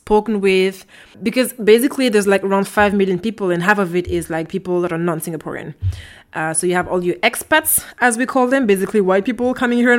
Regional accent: France; also born or lived in French Guiana / Austria; now in Brussels, Belgium; I grew up in France, in a small village. Then later I moved to French Guiana

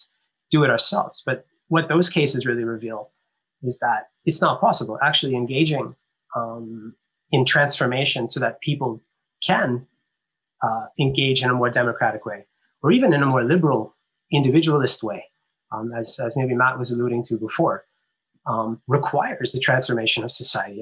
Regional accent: Canada; I grew up in Canada

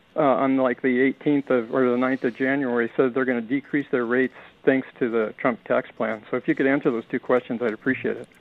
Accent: Montana, United States; moved away; I'm from Montana

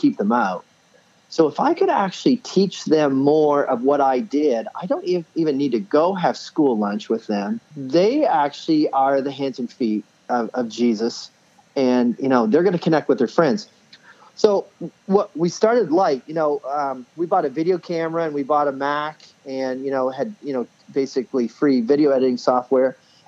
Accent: Woodstock, New Brunswick, Canada; moved away as an adult; also born or lived in Indiana; I ended up leaving my hometown up in Woodstock, New Brunswick, Canada

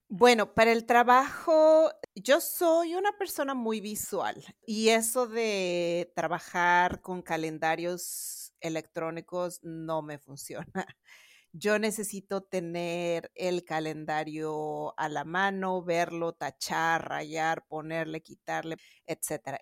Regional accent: Mexico City, Mexico; yo soy también de la Ciudad de México. Ahorita estoy grabando de la Ciudad de Boston.

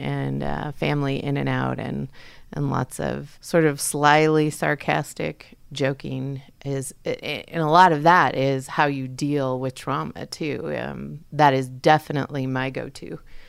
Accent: Fort Ord, California, United States; born there; also born or lived in Texas; I was born in Fort Ord, California. The base is now closed up in Northern California.

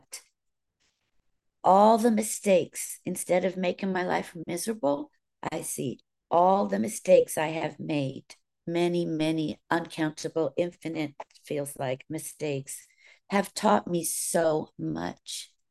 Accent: California, United States; accent: Southern; also born or lived in Virginia; I can remember back to 8 years old. That's when we moved from Virginia, where we were surrounded by family, to California, where we were just alone.

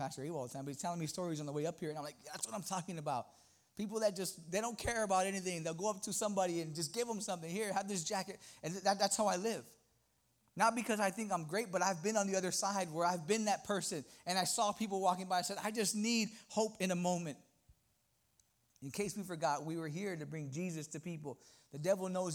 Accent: Los Angeles, California, United States; also born or lived in New York; now in Texas, United States; I'm originally from Los Angeles, moved to New York, and I moved to Texas

